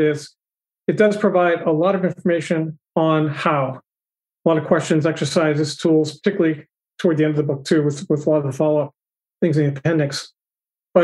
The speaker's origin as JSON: {"language": "English", "town": "Boston", "region": "Massachusetts", "country": "United States", "tie": "born or raised there", "said": "my hometown Boston"}